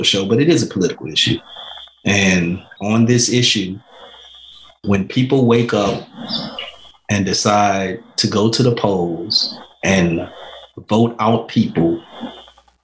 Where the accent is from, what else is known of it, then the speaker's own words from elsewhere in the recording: United States; we're proud of being American